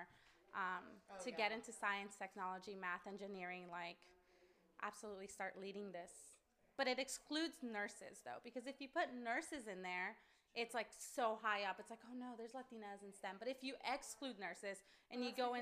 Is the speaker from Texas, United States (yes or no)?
no; Antelope Valley, California, United States; also born or lived in Van Nuys; I'm from the Alamo Valley, but I was born in Van Nuys, and I only lived there till I was 6, I think, and then I moved to the Alamo Valley. So I think that's my hometown.